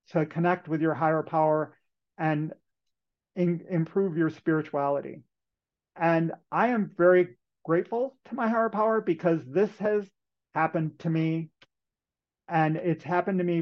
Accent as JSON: {"language": "English", "region": "Western New York", "country": "United States", "tie": "born or raised there", "said": "So when I was in high school, I'm from Western New York, and in New York State at that point in time"}